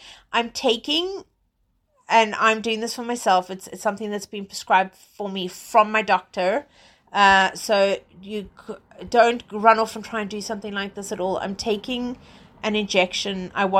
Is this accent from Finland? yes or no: no; England, United Kingdom; because I'm based in England. I'm British. So, well, British South African, let's say.